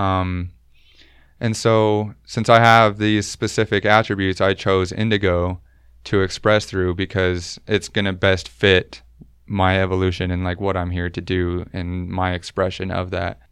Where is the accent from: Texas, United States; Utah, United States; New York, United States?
Utah, United States; I was never baptized growing up in Utah